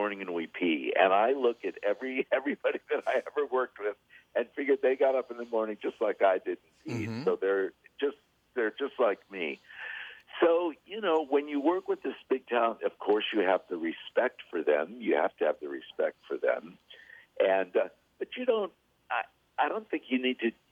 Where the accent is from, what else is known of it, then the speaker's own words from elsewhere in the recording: Los Angeles, California, United States; I was born in Los Angeles, born and raised